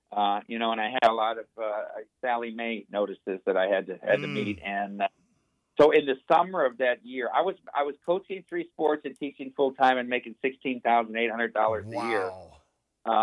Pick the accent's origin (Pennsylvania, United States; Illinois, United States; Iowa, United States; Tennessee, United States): Iowa, United States; In my home state of Iowa